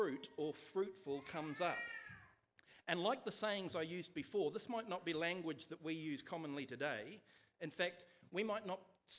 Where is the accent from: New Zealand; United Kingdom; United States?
New Zealand; Nelson; So I grew up outside of Nelson itself is not really urban, but I lived miles outside Nelson in a small place called Wakapuaka